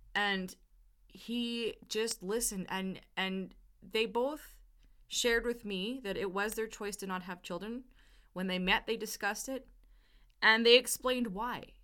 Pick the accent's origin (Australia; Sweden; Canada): Canada; I'm Canadian, my family's Canadian